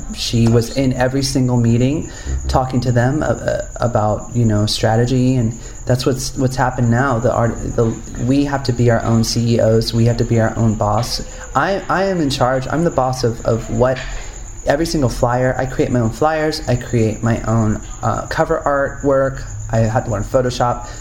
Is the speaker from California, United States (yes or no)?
yes; Upland, California, United States; I grew up in a small town called Upland, California, which is uh, it's called the Inland Empire